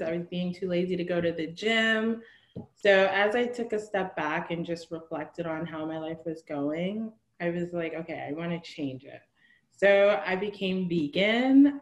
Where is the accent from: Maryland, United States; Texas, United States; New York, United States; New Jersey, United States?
New Jersey, United States; moved away as an adult; now in Marina del Rey, United States; I am from New Jersey. I grew up in New Jersey.